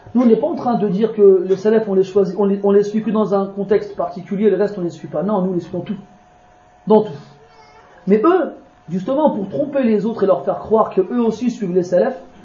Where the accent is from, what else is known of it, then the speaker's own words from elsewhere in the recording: France; je suis né, moi, je suis né en France. Hein, je suis un Français